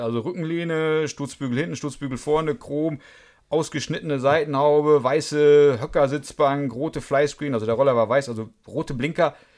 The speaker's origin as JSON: {"language": "German", "town": "Münster", "region": "North Rhine-Westphalia", "country": "Germany", "tie": "born or raised there", "also_born_or_lived": "Karlsruhe", "said": "Ich bin gebürtiger Münsteraner, komme aber nicht aus diesem Vorort."}